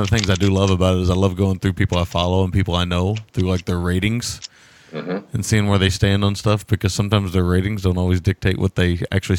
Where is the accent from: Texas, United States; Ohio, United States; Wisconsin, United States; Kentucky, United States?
Kentucky, United States; I'm from Kentucky.